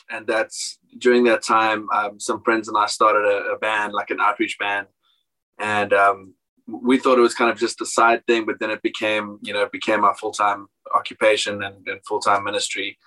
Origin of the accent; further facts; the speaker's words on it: South Africa; I was born and raised in South Africa.